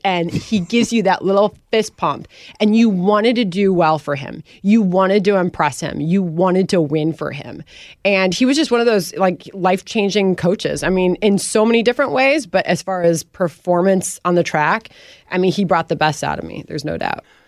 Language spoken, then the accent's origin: English; Wheaton, Illinois, United States; moved away; also born or lived in Winfield, Illinois; And they raised me in that house, and they raised me in that town